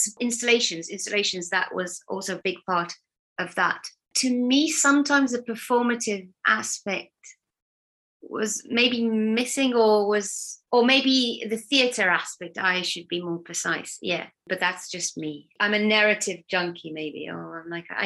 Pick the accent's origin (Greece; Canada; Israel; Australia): Israel; near Tel Aviv, Tel Aviv District; moved away as an adult; also born or lived in Battersea, London; now in London, United Kingdom; I'm originally from Tel Aviv, or from a town next to Tel Aviv in Israel. That's where I grew up.